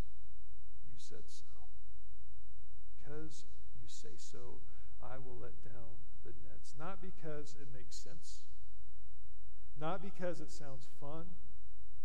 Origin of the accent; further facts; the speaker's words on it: Colorado, United States; moved away as an adult; also born or lived in Goodland, Kansas / Topeka, Kansas; I grew up in Colorado.